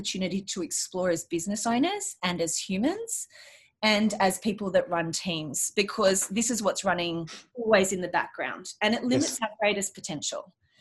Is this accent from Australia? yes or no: yes; Australia; being Australian